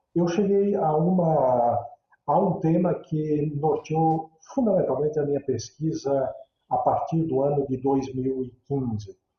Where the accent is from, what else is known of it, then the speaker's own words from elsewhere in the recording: interior of Santa Catarina, Brazil; moved away as an adult; now in São Leopoldo, Brazil; toda a minha história é, iniciada lá, já há algumas décadas atrás, no interior de Santa Catarina, onde eu nasci